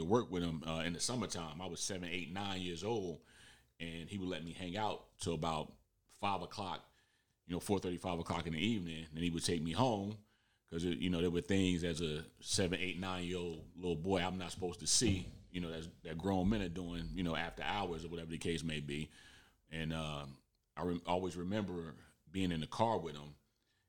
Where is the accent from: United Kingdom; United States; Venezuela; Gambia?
United States; Irvington, New Jersey; growing up in Irvington, New Jersey